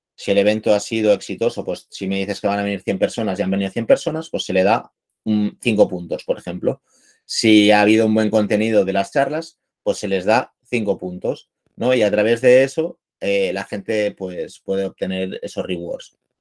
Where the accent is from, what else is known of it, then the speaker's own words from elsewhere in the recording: Barcelona, Catalonia, Spain; soy de Barcelona